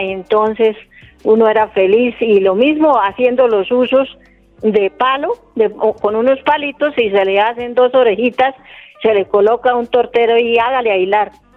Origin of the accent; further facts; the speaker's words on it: Carmen de Carupa, Cundinamarca, Colombia; soy del municipio de Carmen de Carupa